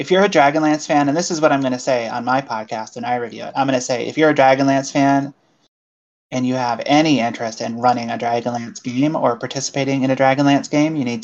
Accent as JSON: {"language": "English", "region": "Connecticut", "country": "United States", "tie": "born or raised there", "moved": "yes", "lives_now": "California, United States", "said": "I'm from New England. I grew up in Connecticut. I live in California now, but I grew up in Connecticut"}